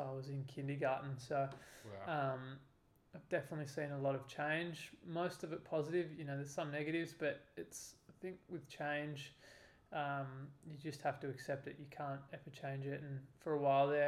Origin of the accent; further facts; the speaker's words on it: Byron Bay, New South Wales, Australia; I grew up in Byron Bay